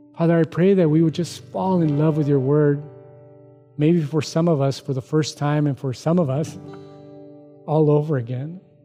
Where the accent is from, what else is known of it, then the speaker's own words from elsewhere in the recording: United States; I'm an American, Mexican American